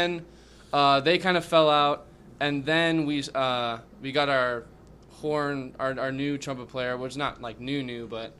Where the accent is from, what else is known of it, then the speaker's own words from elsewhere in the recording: Orange County, California, United States; we're from Orange County.